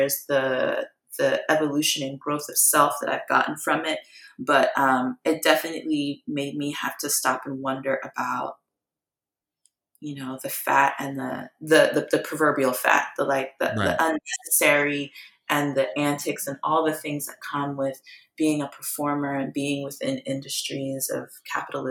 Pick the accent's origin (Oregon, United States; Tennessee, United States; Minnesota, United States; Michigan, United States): Tennessee, United States; Memphis; also born or lived in Guyana; now in Philadelphia, United States; I'm from Memphis